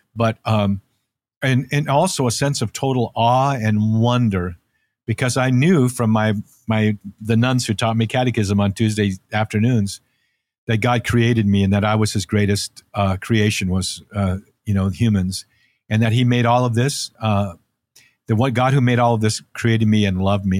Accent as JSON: {"language": "English", "town": "Santa Cruz", "region": "California", "country": "United States", "tie": "born or raised there", "also_born_or_lived": "North Dakota", "said": "\"We're moving to California, to Santa Cruz, California, and you're gonna surf.\""}